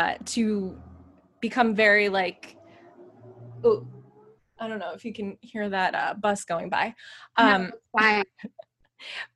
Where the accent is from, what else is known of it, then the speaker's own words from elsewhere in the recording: New Hampshire, United States; I'm from New Hampshire